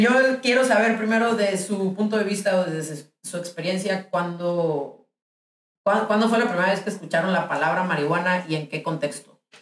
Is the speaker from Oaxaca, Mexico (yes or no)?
no; Ciudad Obregón, Sonora, Mexico; moved away; soy de Obregón y es un lugar bien pequeño